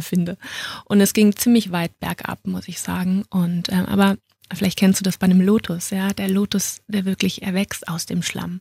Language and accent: German; Düsseldorf, North Rhine-Westphalia, Germany; moved away as an adult; now in Munich, Germany; Ich bin eigentlich eine Rheinländerin und ähm, bin dann aus Düsseldorf nach München gezogen